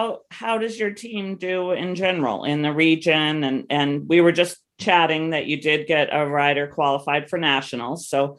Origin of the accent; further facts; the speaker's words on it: New Hampshire, United States; I'm from New Hampshire, but I was very cold.